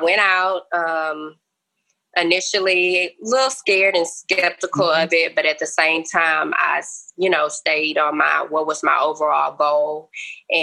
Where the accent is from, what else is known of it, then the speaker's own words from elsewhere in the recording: Port Arthur, Texas, United States; I'm native in the Port Arthur, Texas area, working in the Southeast Texas region.